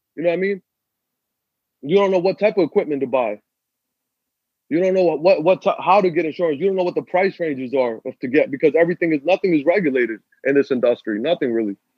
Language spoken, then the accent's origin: English; Pakistan; I'm Pakistani